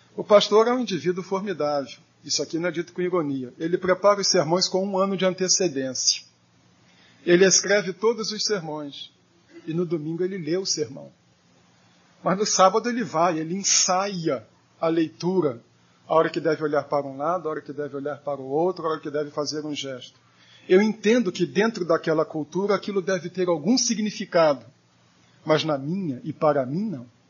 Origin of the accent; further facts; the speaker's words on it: Brazil; also born or lived in São Paulo; sendo brasileiro